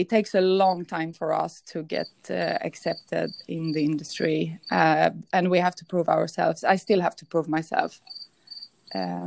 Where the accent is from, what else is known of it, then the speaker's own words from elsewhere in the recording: Stockholm, Stockholm County, Sweden; moved away; also born or lived in an island in the Mediterranean; I grew up in Stockholm in Sweden